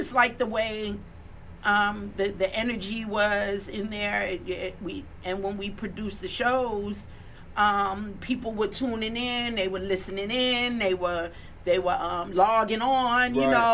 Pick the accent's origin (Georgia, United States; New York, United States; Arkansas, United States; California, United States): New York, United States; New York City; I'm from the Bronx